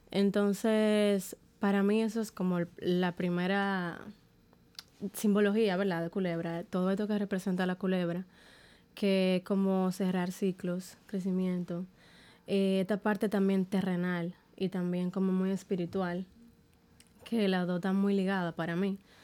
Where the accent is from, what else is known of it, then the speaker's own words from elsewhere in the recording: Dominican Republic; como dominicana